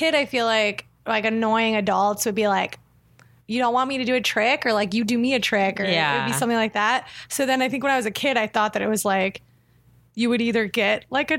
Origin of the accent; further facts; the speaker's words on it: Ohio, United States; moved away as an adult; I'm from Ohio. And so you would go out to a real pumpkin patch.